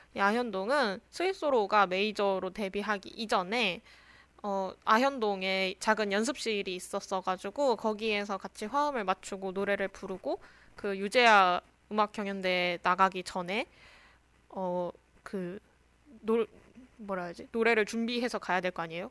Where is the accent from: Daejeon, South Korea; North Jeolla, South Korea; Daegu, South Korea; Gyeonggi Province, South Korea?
Daejeon, South Korea; moved away as an adult; also born or lived in Seoul; 저는 이제 대전 사람인데